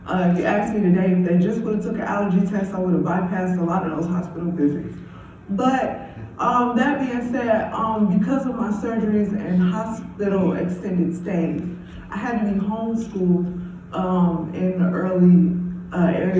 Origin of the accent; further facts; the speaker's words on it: Chicago, Illinois, United States; growing up on the south side of Englewood